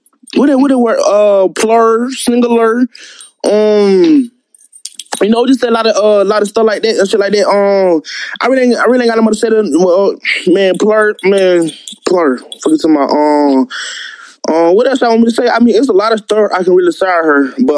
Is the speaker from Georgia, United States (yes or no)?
yes; Columbus, Georgia, United States; Yeah, I'm from Columbia, Georgia. We just say a lot of stuff like that, and we just talk like that.